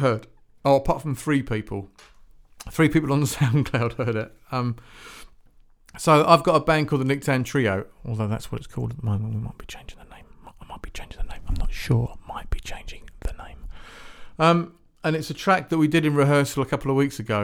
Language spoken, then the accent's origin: English; Shepperton, South East England, United Kingdom; also born or lived in near Woking; I used to live near Woking, actually. I was born and brought up in Shepparton